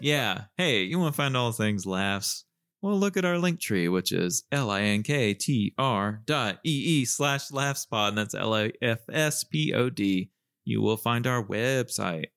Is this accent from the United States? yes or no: yes; Southern US, Southern United States, United States; accent: Southern